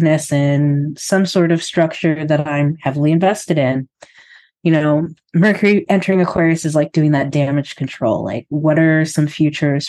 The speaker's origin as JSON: {"language": "English", "country": "United States", "moved": "yes", "lives_now": "Canada", "said": "an American living in Canada"}